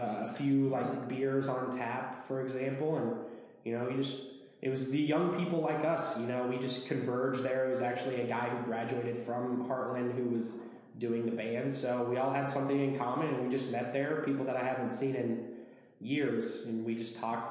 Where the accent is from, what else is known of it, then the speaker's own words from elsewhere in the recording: Henderson, Nebraska, United States; also born or lived in Aurora, Nebraska; growing up in Henderson